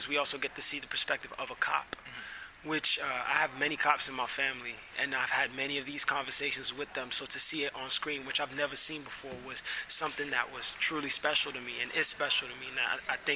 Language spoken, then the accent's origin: English; New York City, New York, United States; I'm from Brooklyn